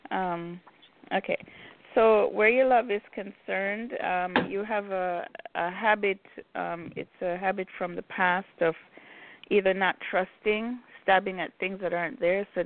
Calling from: Chicago, Illinois, United States; I'm calling from Chicago.

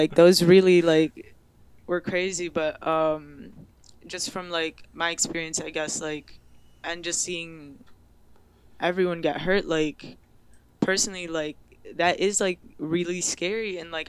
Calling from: Detroit, Michigan, United States; I'm live from Detroit, Michigan. Second time on the podcast.

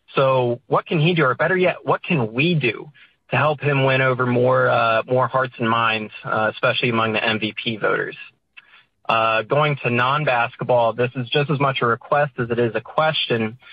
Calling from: Virginia, United States; I'm calling from Virginia

